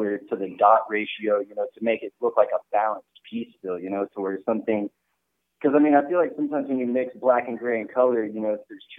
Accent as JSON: {"language": "English", "town": "Dallas", "region": "Texas", "country": "United States", "tie": "born or raised there", "said": "I'm born and raised in Dallas, Texas"}